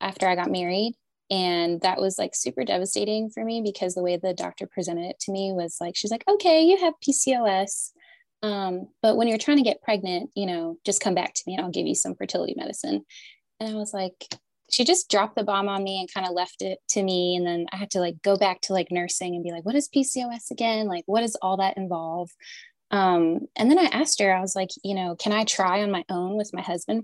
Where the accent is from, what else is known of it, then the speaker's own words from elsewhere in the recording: Canada; moved away as an adult; also born or lived in Southern United States; now in United States; I'm originally from Canada and I moved to the South in college to play softball here